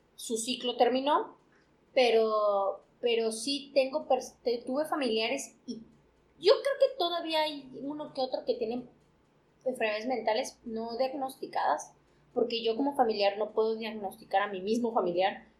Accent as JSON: {"language": "Spanish", "country": "Mexico", "said": "somos mexicanos"}